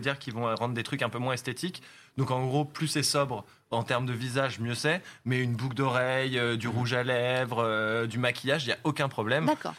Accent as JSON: {"language": "French", "country": "France", "said": "on est français, notre studio il est à Paris"}